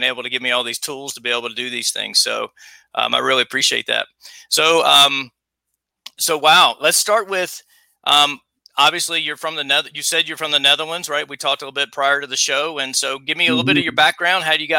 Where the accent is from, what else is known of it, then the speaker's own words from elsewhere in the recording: South Carolina, United States; accent: Southern; Born and raised in South Carolina. So a long way away from home. I haven't lived in my hometown in over 18 years.